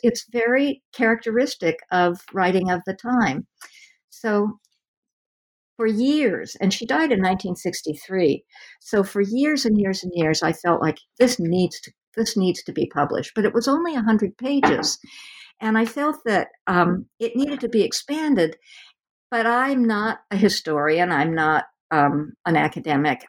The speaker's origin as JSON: {"language": "English", "region": "West Coast", "country": "United States", "said": "I'm from the West Coast"}